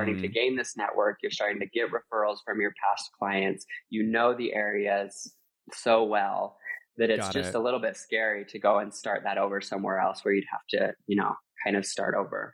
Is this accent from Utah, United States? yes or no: yes; Utah, United States; also born or lived in Los Angeles / Costa Rica; I grew up Mormon in Utah